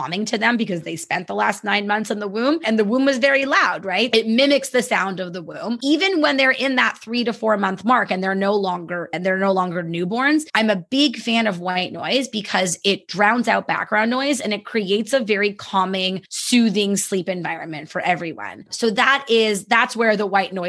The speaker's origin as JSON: {"language": "English", "country": "Canada", "said": "I'm very Canadian"}